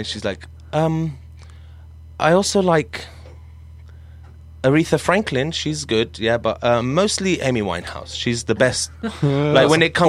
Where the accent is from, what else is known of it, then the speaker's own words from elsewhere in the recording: Syria; I'm from Syria.